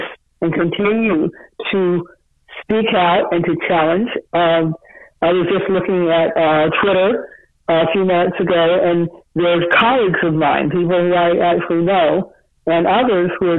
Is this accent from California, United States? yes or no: no; Cleveland, Ohio, United States; I grew up in Cleveland, Ohio